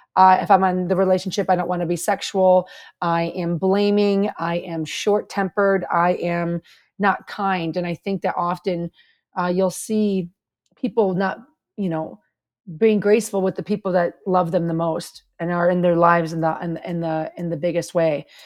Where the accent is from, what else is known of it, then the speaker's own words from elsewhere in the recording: Chicago, Illinois, United States; moved away; also born or lived in Kansas; when I was growing up in Chicago